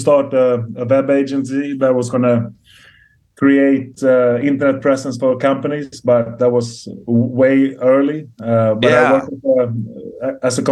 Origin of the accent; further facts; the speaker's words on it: Stockholm, Stockholm County, Sweden; moved away as an adult; now in Marbella, Spain; I come from Stockholm, Sweden.